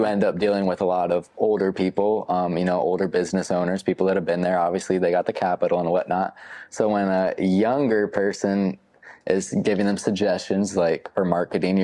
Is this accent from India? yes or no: no; the South, United States; I grew up in the South